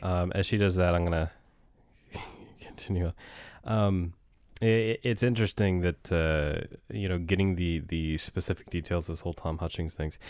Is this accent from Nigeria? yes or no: no; Barrington, Nova Scotia, Canada; Barrington's also my hometown